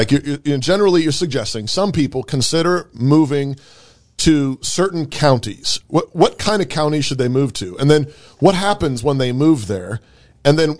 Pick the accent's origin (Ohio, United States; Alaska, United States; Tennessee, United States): Alaska, United States; also born or lived in Baltimore, Maryland / Washington, D.C.; now in Idaho, United States; I'm from Alaska